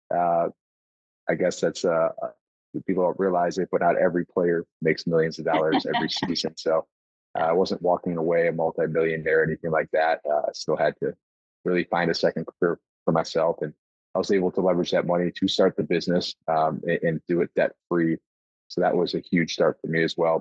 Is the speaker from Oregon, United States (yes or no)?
no; Buffalo, New York, United States; a hockey family and a baseball family growing up in Buffalo